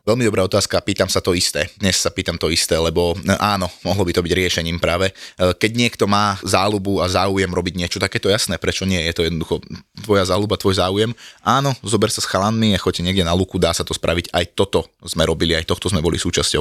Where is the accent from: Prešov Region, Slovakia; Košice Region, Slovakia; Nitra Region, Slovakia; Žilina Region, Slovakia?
Žilina Region, Slovakia; Martin; moved away as an adult; now in Bratislava, Slovakia; som rodený Martinčan